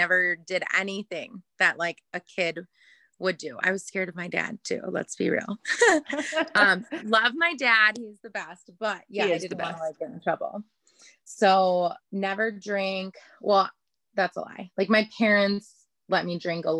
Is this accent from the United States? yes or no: yes; Chicago, Illinois, United States; moved away as an adult; I'm from Chicago